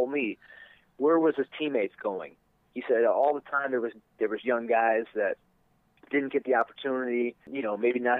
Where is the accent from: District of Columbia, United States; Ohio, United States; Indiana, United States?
Ohio, United States; Twinsburg; it's just where I live, it's my hometown.